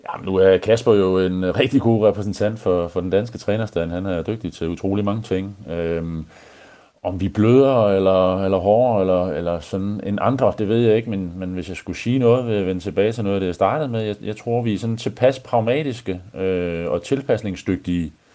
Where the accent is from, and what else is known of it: Denmark